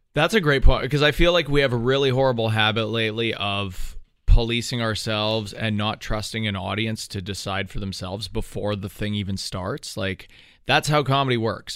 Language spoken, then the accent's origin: English; Canada